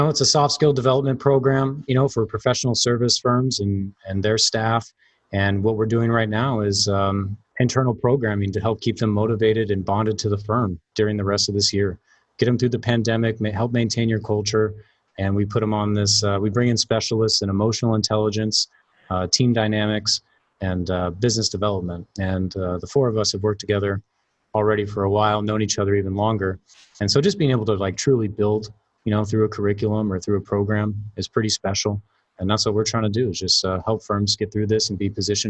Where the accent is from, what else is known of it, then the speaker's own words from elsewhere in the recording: Cape Canaveral, Florida, United States; born there; So, but yeah, I was born in a unique place. I always have a joke because I was born in Cape Canaveral because my father was working with NASA at the time.